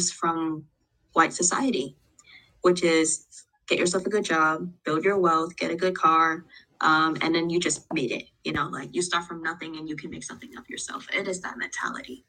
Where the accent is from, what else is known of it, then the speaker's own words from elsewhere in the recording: Tacoma, Washington, United States; also born or lived in Vietnam; now in Seattle, United States; I immigrated from Vietnam with my family when I was 7 down to Tacoma, Washington, and now I am in Seattle, Washington